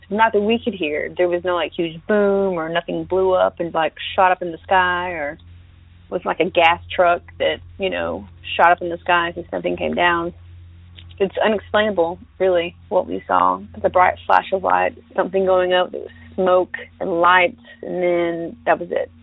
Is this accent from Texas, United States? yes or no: no; Northwest Florida, United States; moved away; I'm originally from Northwest Florida, so near Eglin Air Force Base, about 30 miles away, maybe less